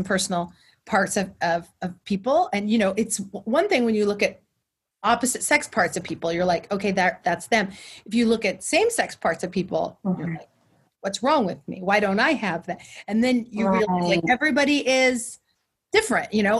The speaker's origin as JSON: {"language": "English", "area": "Central Valley", "region": "California", "country": "United States", "said": "I'm from the Central Valley"}